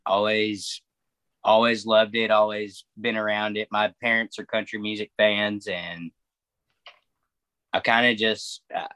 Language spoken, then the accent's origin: English; Chattanooga, Tennessee, United States; I'm originally from Chattanooga, Tennessee, currently residing as well. Grew up here and went to school here.